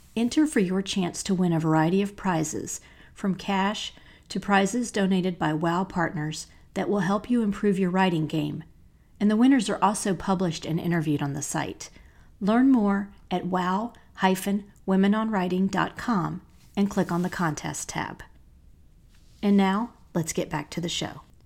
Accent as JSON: {"language": "English", "town": "Asheville", "region": "North Carolina", "country": "United States", "tie": "born or raised there", "also_born_or_lived": "Charlotte, North Carolina", "moved": "as an adult"}